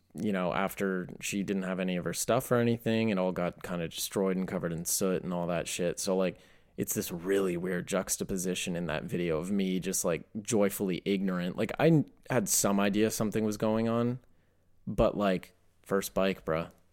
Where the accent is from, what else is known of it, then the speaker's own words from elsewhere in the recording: East Coast, United States; I grew up in the East Coast.